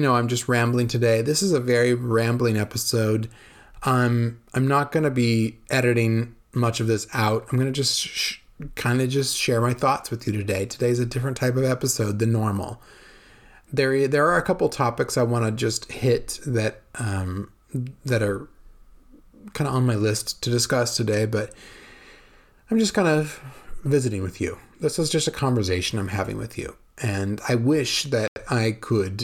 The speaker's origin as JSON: {"language": "English", "region": "California", "country": "United States", "tie": "born or raised there", "moved": "as an adult", "lives_now": "Veneto, Italy", "said": "I grew up in California"}